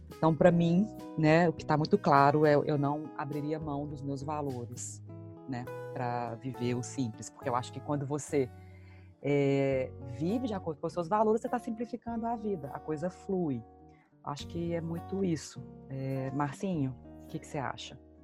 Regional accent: Belo Horizonte, Minas Gerais, Brazil; moved away as an adult; now in Boston, United States; sou natural de Belo Horizonte

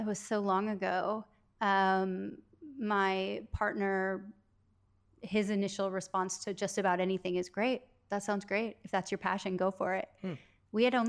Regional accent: Wisconsin, United States; moved away as an adult; now in Los Angeles, United States; I was born and raised in Wisconsin, mm-hmm. a very, very small town of about 250 people.

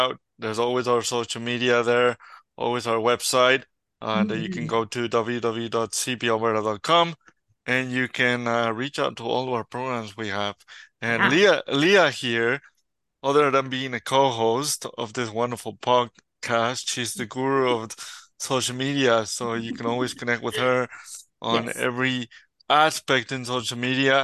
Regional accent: Mexico; now in Edmonton, Canada; I'm from Mexico

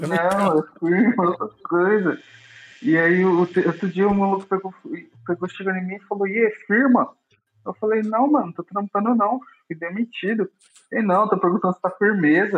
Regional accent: São Paulo, Brazil; eu sou de São Paulo. Nasci nascido e criado aqui no meio da favela

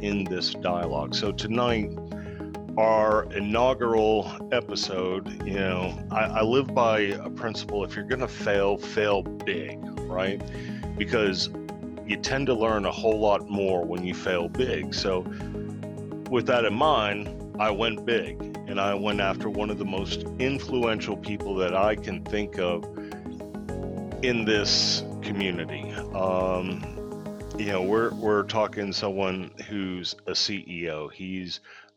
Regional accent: Texas, United States; We're in Texas. You're in my hometown

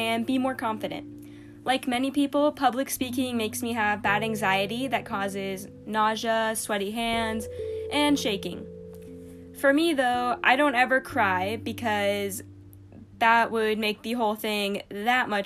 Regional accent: Westerville, Ohio, United States; moved away; I was born in Westerville, Ohio

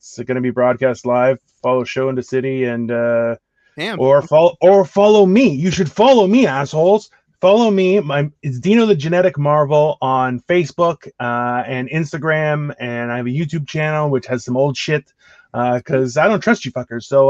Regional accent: Toronto, Ontario, Canada; I am from Toronto, Canada

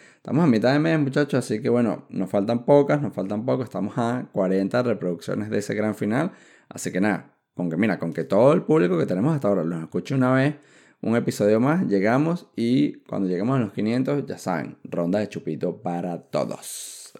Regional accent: Venezuela; moved away; yo salí de Venezuela como para ir a regresarme a, vivir a Colombia.

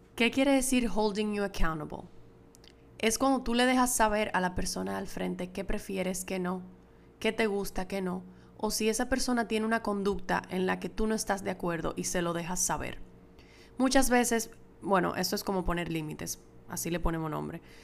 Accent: Dominican Republic; moved away as an adult; also born or lived in Madrid, Spain; es mi primera vez grabando desde República Dominicana, desde que me mudé de Madrid para acá, para mi casa de nuevo

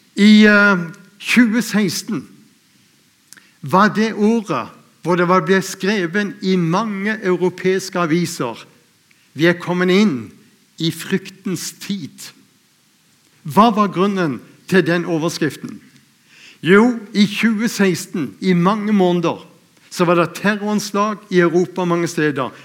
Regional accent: Lindesnes, Agder, Norway; jeg er født ute på Lindesnes

